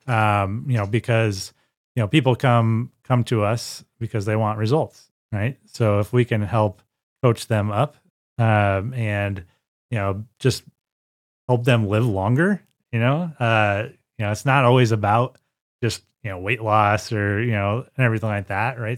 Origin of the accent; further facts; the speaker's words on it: Sterling, Illinois, United States; I am uh, born and raised in Sterling, Illinois.